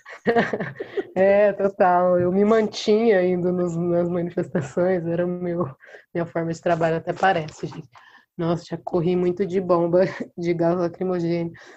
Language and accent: Portuguese; Mococa, São Paulo, Brazil; nasci em Mococa, interior de São Paulo